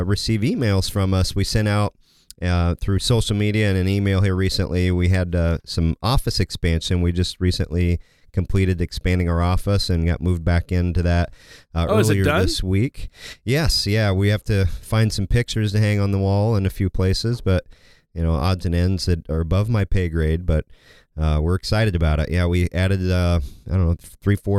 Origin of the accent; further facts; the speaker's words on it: Kansas, United States; I grew up in Kansas